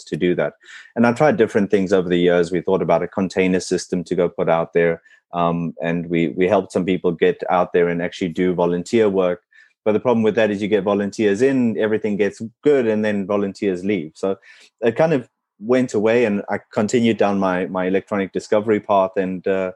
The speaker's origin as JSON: {"language": "English", "country": "South Africa", "tie": "born or raised there", "first_language": "English", "moved": "yes", "said": "growing up in South Africa"}